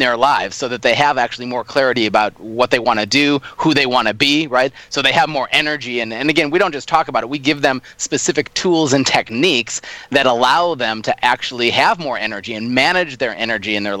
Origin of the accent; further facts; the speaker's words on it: Minneapolis, Minnesota, United States; moved away as an adult; now in Australia; born and raised in Minneapolis, Minnesota, and I've been in Australia since 2010